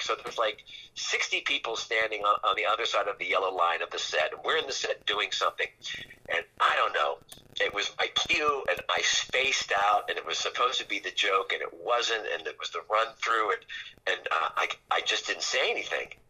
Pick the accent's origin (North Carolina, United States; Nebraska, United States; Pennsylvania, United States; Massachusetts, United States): Pennsylvania, United States; now in California, United States; I'm from Pennsylvania and I live in California